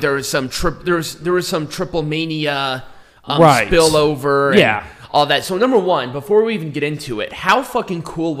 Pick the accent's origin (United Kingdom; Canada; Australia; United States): United Kingdom; England; we're stupid English people and build the wall.